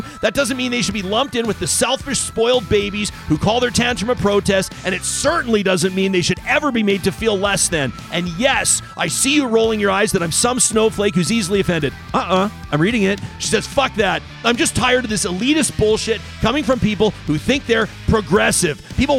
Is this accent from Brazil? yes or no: no; Saskatchewan, Canada; born there; also born or lived in Alberta; I was born in Saskatchewan, but I've lived here for almost 20 years